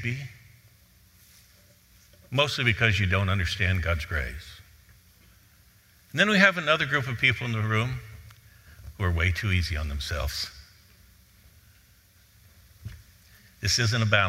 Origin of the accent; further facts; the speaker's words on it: Cleveland, Ohio, United States; I grew up in Cleveland.